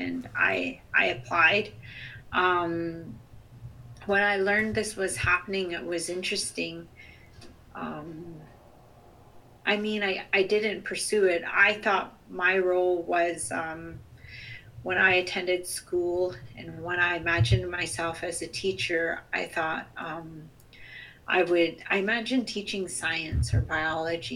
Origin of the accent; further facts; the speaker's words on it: Chilliwack, British Columbia, Canada; also born or lived in Sts'ailes First Nation / Sq'ewlets First Nation / Musqueam territory; I'm also from the Chilkwiuk Territory, the Chilliwack Territory, Skowkale First Nation